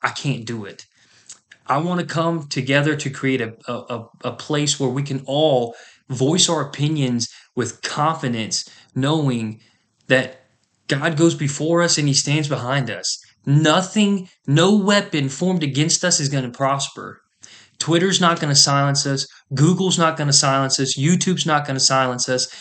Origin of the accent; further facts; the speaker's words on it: United States; as an American